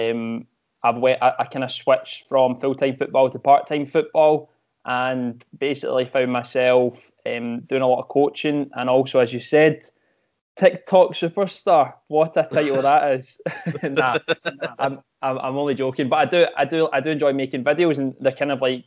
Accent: Glasgow, Scotland, United Kingdom; I am from Glasgow, so I started playing just youngster locally, local teams

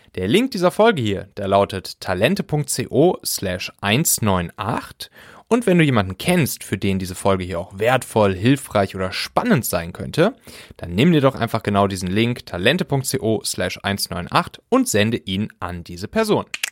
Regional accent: Cologne area, North Rhine-Westphalia, Germany; ich bin im Prinzip im, im Rheinland, so in der Kölner Gegend, auch auf so einem kleinen Dorf aufgewachsen

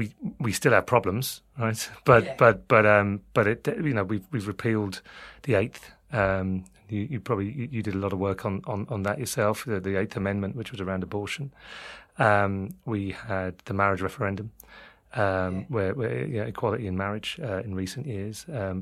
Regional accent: London, United Kingdom; accent: London; now in Ireland; people might get confused by my London accent. But yeah, I've been over there for 18 years

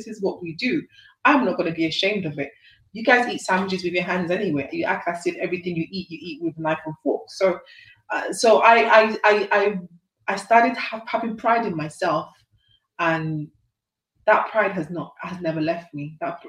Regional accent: United Kingdom; I am British, but I feel inside me I'm more a Nigerian girl.

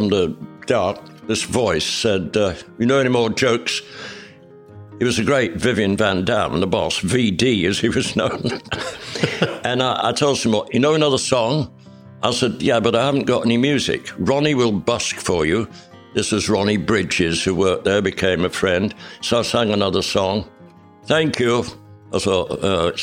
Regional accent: Leeds, Yorkshire and the Humber, United Kingdom; debut in the City Varieties Theatre in my hometown

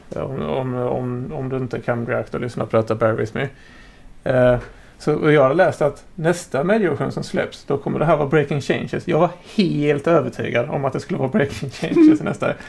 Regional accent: Skåne, Sweden; also born or lived in Blekinge; jag är faktiskt från Skåne

